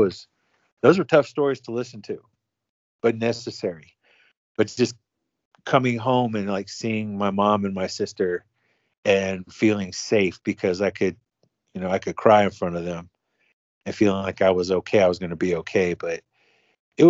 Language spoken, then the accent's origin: English; Oakland, California, United States; I'm a homeboy from Oakland. We homeboys from Oakland, born and raised